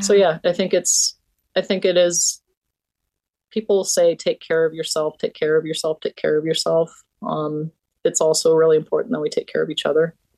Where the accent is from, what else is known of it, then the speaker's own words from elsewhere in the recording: Blackfeet Nation, Montana, United States; growing up in Blackfeet Nation